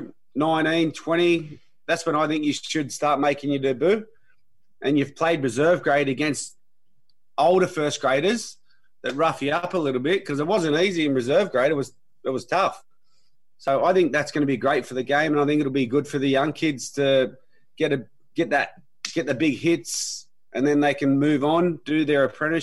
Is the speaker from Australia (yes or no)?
yes; Sydney, New South Wales, Australia; I grew up in Mulpera, just in a west.